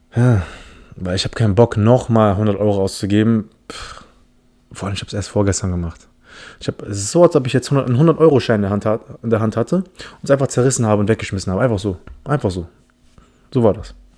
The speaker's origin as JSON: {"language": "German", "country": "Philippines", "first_language": "English", "second_language": "German", "moved": "yes", "lives_now": "Germany", "said": "Ich komme aus den Philippinen"}